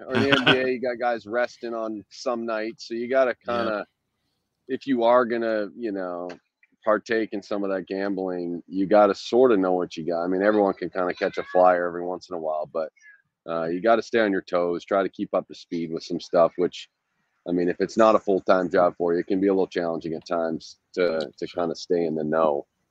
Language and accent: English; Western Canada, Canada; moved away as an adult; also born or lived in Maine / Italy / Scotland; I grew up in Western Canada, so like any Canadian, grew up playing hockey